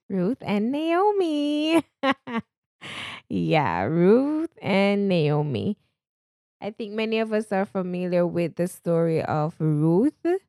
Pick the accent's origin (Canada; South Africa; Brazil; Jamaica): Jamaica; accent: Jamaican; moved away; I am a Jamaican. At times, you'll hear my Jamaican accent come out, a proud Jamaican at least